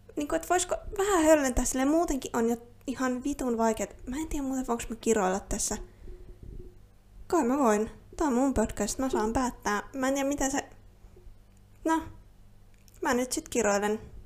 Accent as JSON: {"language": "Finnish", "country": "Finland", "first_language": "Finnish", "said": "suomi on mun äidinkieli. Olen täysin alkuperäisesti suomalainen"}